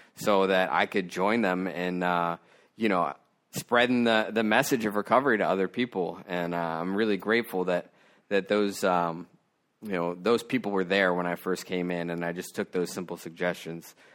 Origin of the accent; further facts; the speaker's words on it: Maryland, United States; my hometown in Maryland